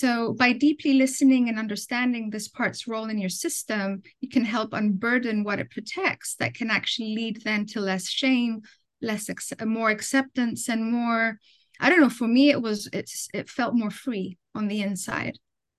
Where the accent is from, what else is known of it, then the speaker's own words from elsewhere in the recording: Athens, Attica, Greece; moved away as an adult; also born or lived in London, United Kingdom; now in United States; I was born in Athens, Greece, but my parents, because of work, they immigrated to London, in the UK. And I finished elementary school there. And then when I was 10 or 11, they immigrated back to Greece.